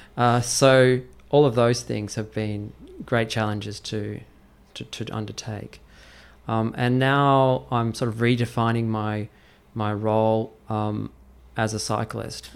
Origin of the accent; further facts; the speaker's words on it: Australia; now in Beijing, China; I was in Australia, which is my home country